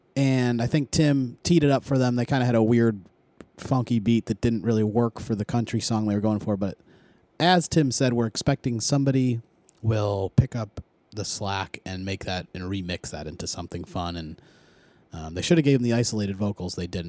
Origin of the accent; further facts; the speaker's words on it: Philadelphia, Pennsylvania, United States; I'm from Philly. I'm a fan.